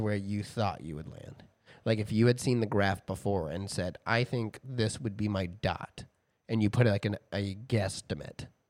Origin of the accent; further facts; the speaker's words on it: Texas, United States; growing up in Texas, growing up in churches